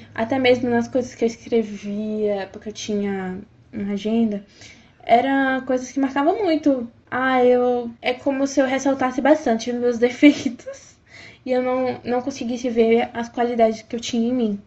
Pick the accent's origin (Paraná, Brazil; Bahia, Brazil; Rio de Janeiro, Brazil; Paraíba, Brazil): Bahia, Brazil; Feira de Santana; sou da cidade de Feira de Santana, Bahia.